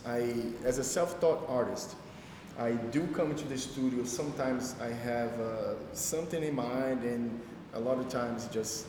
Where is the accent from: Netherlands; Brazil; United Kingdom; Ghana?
Brazil; moved away as an adult; now in United States; growing up in Brazil